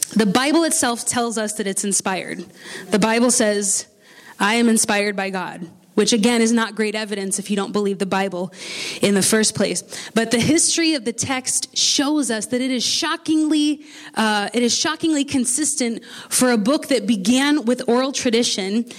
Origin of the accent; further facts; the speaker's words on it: United States; accent: American; my American accent